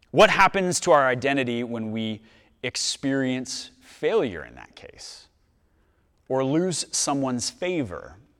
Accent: Dallas, Texas, United States; I'm from Dallas.

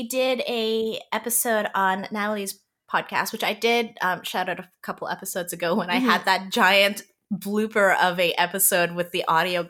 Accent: Canada; English is a second language; I was born in Canada, but to refugee parents who, as I said, did not speak English at all.

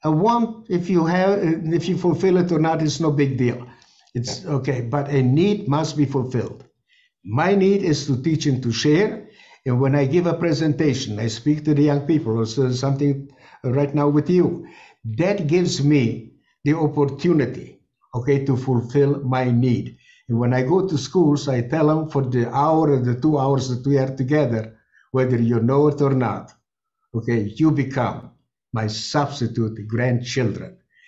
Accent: Chernivtsi, Chernivtsi Oblast, Ukraine; born there; I was born in Chernivtsi, Bukovina, and that became part of the Greater Romania. And that's why we were deported by the Romanians and not by the Germans.

